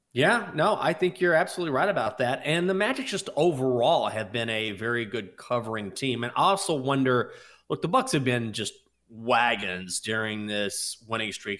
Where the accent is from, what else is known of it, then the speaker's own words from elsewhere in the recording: Washington, District of Columbia, United States; the Washington Wizards, even though they are my hometown team